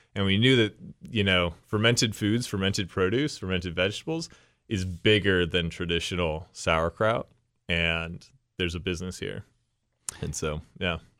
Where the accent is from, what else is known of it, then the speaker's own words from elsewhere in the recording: Shaker Heights, Ohio, United States; also born or lived in Old Brooklyn, Cleveland; I grew up in Shaker Heights